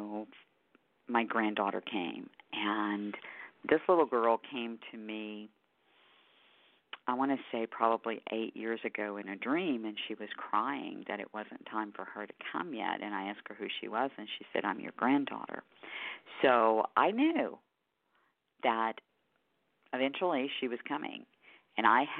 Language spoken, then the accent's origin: English; Houston, Texas, United States; my hometown of Houston, Texas